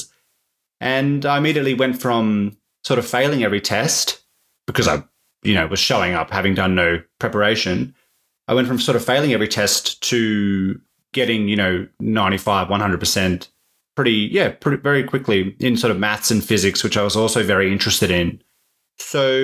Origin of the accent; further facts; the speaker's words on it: Perth, Western Australia, Australia; I grew up in Perth